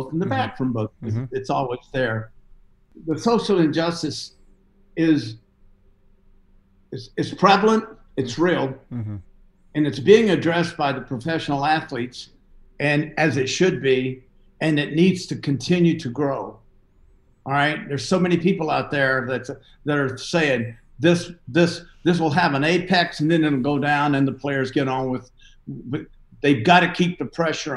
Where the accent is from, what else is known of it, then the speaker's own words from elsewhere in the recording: the South, United States; I'm from the South